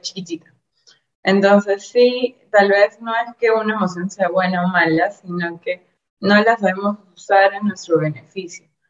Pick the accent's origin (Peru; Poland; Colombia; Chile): Peru; yo soy peruana, estoy en Lima, que es la capital